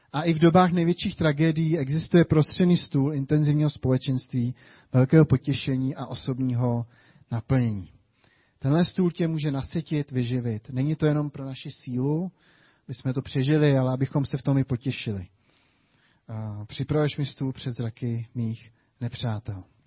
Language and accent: Czech; Czechia; my jako Češi